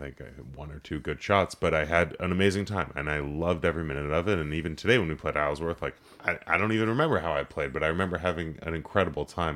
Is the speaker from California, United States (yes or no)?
yes; Los Angeles, California, United States; growing up in Los Angeles, I, I worked in politics